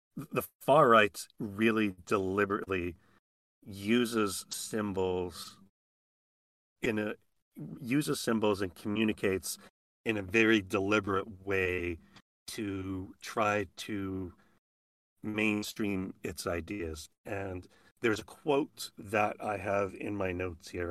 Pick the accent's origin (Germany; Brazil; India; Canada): Canada; Edmonton, Alberta; moved away as an adult; my hometown